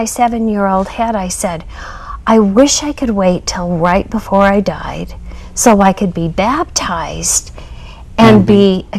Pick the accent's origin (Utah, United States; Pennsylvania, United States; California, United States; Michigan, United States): Utah, United States; Springville; now in Sandy, United States; I was born into it. I was raised in Springville, Utah.